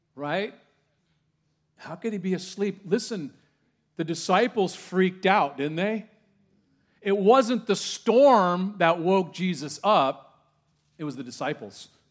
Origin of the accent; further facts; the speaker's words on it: Orange County, California, United States; I grew up in Orange County, California